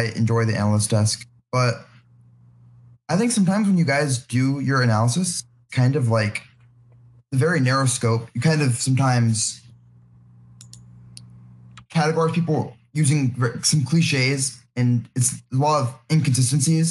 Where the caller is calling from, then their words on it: College Park, Maryland, United States; I'm calling from College Park, Maryland